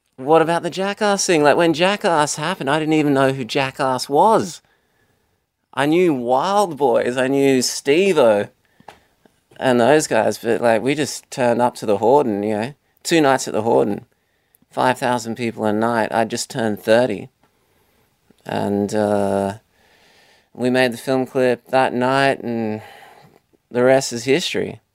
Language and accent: English; Australia; Being Australian